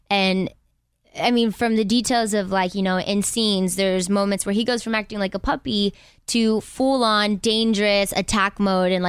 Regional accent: Inglewood, California, United States; from Inglewood.

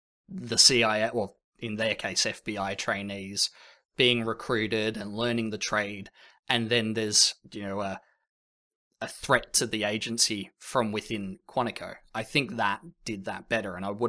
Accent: Australia; Sorry, I'm Australian, but I'm not the funny Australian.

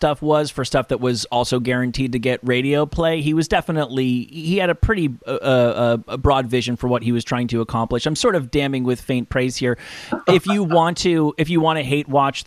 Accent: the New York area, United States; I grew up in the New York area

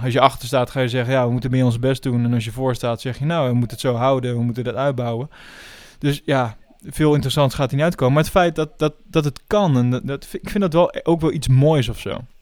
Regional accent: Netherlands; als Nederlander zijnde

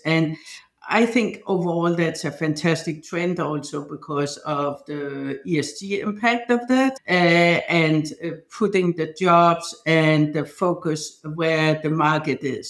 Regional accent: Denmark; moved away; I'm from Denmark

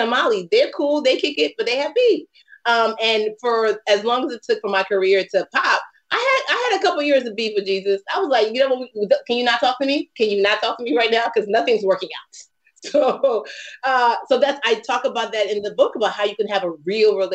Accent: Nigeria; I'm Nigerian.

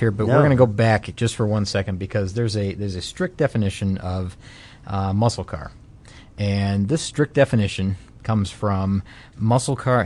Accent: Detroit, Michigan, United States; moved away; I'm from Michigan, Detroit

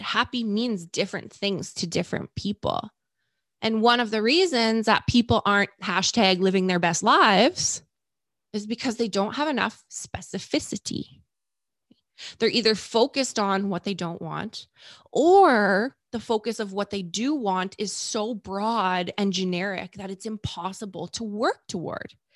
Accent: Canada; I'm Canadian

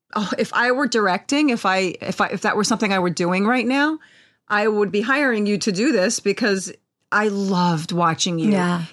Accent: United States; I'm Italian American. I don't speak.

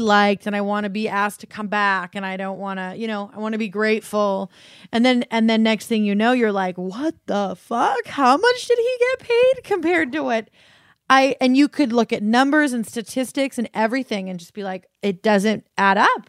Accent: Colorado, United States; Ollie and I grew up in Colorado, like, on land

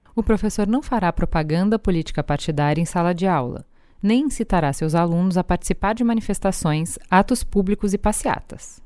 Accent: São Paulo, Brazil; eu sou de São Paulo

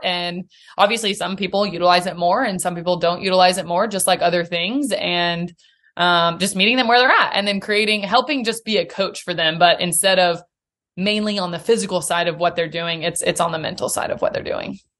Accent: Nashville, Tennessee, United States; also born or lived in Chattanooga; born and raised in Nashville.

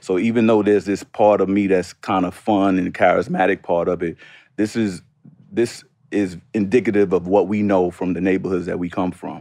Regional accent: New York City, New York, United States; moved away as an adult; also born or lived in Washington, D.C.; my growing up in Harlem.

